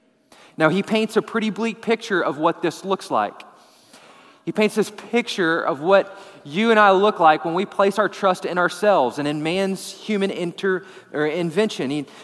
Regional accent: Texas, United States; We're from West Texas. We don't cut down trees. Right? You don't cut down trees when you're from West Texas, right?

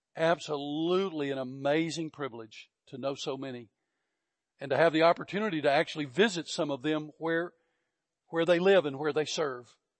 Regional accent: Georgia, United States; moved away as an adult; also born or lived in Fort Bliss, Texas; I was from Georgia

